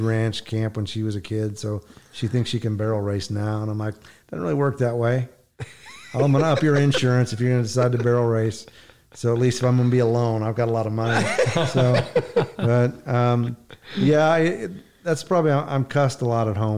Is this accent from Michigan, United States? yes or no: no; southeastern Oklahoma, United States; I grew up in southeastern Oklahoma